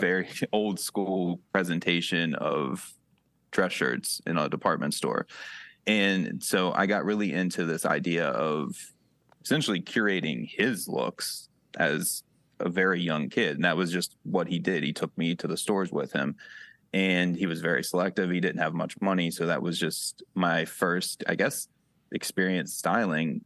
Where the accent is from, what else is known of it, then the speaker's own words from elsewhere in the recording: Wellsville, Ohio, United States; accent: Western PA; also born or lived in Pittsburgh; now in Cleveland, United States; I grew up in Wellsville